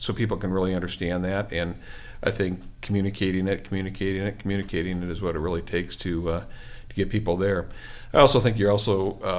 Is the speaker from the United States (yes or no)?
yes; Iowa, United States; now in Waterford, United States; I grew up in small town America, so, you know, Waterford to me is a big community from where I grew up in Iowa